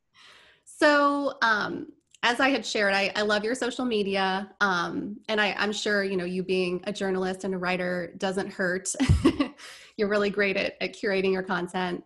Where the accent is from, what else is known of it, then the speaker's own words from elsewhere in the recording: Indiana, United States; moved away as an adult; also born or lived in Orlando, Florida; now in Tampa, United States; I grew up in Indiana